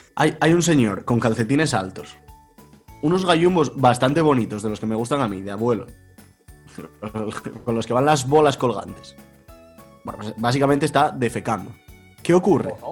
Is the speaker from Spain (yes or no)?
yes; Extremadura, Spain; yo sigo aberronchado, aferrado a, mi tierra, a mi cobijo, a mi madriguera